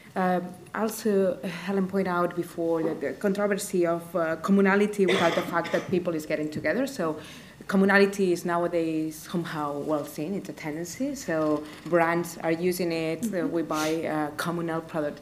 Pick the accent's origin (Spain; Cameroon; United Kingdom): Spain; English is a second language; I'm coming from Spain